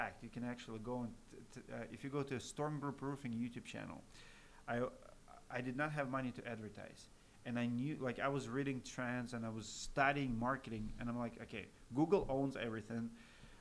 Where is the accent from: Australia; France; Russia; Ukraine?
Russia; Siberia; English is a second language; moved away as an adult; now in United States; I'm Russian American